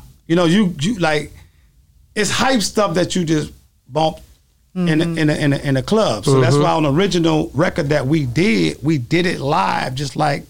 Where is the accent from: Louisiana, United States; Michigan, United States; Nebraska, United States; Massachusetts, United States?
Louisiana, United States; New Orleans; we're from New Orleans